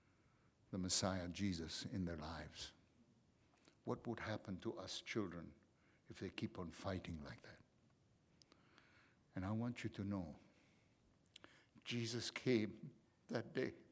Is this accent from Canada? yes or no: no; Egypt; moved away; we grew up in Egypt.